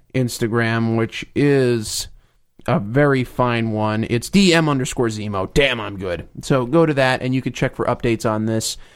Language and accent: English; New Jersey, United States; I'm from New Jersey